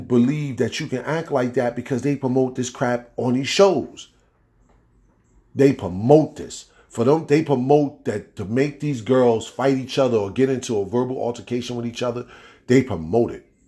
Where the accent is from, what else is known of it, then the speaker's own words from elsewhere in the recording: East Orange, New Jersey, United States; growing up in East Orange, New York